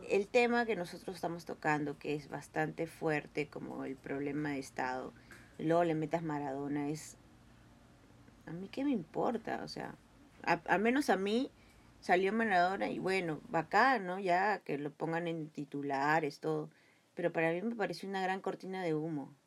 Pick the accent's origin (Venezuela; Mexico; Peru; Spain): Peru; como peruanos